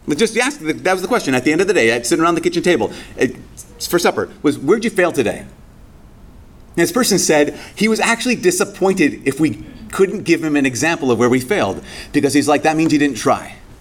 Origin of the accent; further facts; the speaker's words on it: Brainerd, Minnesota, United States; moved away; my hometown